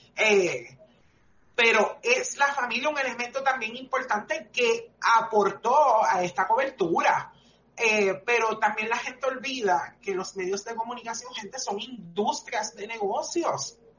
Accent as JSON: {"language": "Spanish", "country": "Puerto Rico", "said": "nuestra cultura como puertorriqueños"}